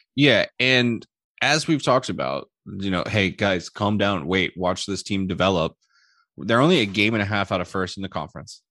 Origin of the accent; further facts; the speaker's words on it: Houston, Texas, United States; my hometown team